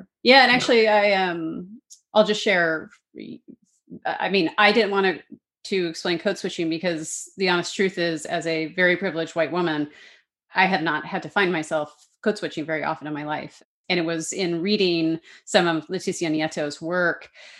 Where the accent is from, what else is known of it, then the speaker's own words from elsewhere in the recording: Canada; accent: Canadian; as my Canadian accent faded away for the most part, faded away, although I still have some quirks.